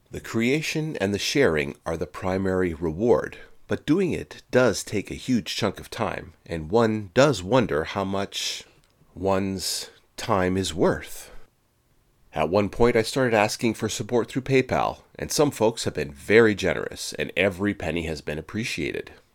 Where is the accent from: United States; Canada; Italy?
Canada; I'm Canadian, eh?